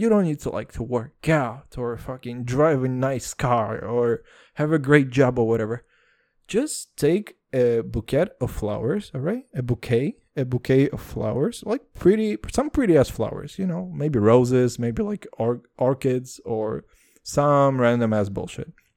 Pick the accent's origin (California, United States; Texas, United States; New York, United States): Texas, United States; I'm from Texas